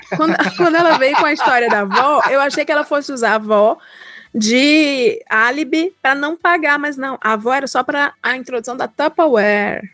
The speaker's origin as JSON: {"language": "Portuguese", "region": "Ceará", "country": "Brazil", "moved": "as an adult", "lives_now": "São Paulo, Brazil", "said": "sou cearense, sou do Nordeste"}